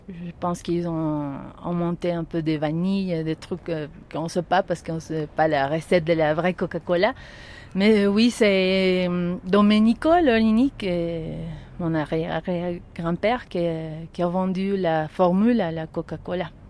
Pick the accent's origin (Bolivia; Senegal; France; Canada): Bolivia; La Paz; je suis née ici à La Paz.